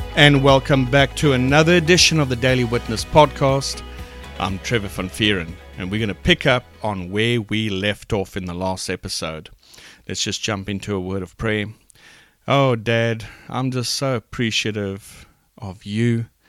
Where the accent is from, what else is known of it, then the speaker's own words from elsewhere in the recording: Port Elizabeth, Eastern Cape, South Africa; I'm from Port Elizabeth, South Africa